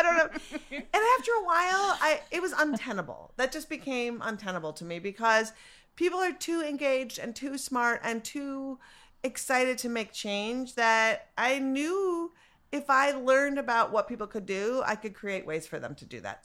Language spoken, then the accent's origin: English; Minneapolis, Minnesota, United States; I'm from Minneapolis